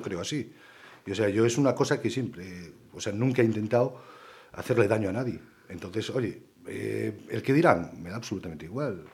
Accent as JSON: {"language": "Spanish", "town": "Ponte Caldelas", "region": "Galicia", "country": "Spain", "tie": "born or raised there", "lives_now": "Pontevedra, Spain", "said": "yo soy de Ponte Calderas y me crié en Calderas"}